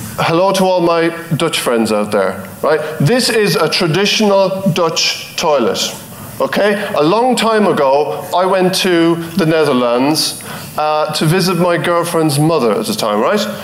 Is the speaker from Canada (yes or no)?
no; Ireland; I'm from Ireland